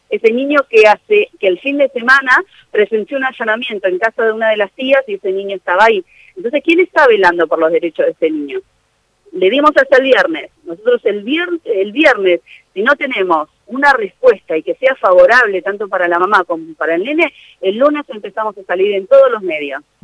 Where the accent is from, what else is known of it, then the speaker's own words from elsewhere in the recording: Buenos Aires, Argentina; moved away as an adult; now in San Nicolás, Argentina; yo soy de Buenos Aires, hace 12 años estoy acá en San Nicolás